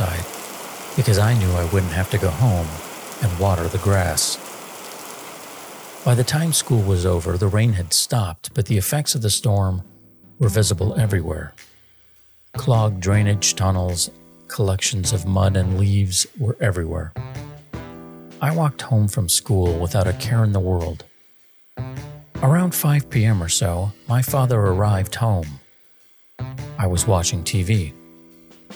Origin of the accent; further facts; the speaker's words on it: Torrance, California, United States; also born or lived in Scotland; Though I was born in Scotland, I came to this country at a very young age. My family settled in the South Bay town of Torrance, California